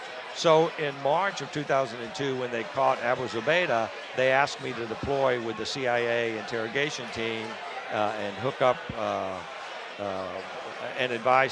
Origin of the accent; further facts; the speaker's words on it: Tampa, Florida, United States; Tampa, oddly enough.